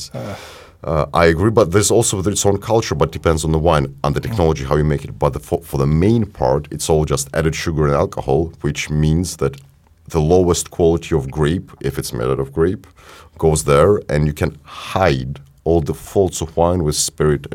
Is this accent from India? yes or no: no; Ukraine; we're from Ukraine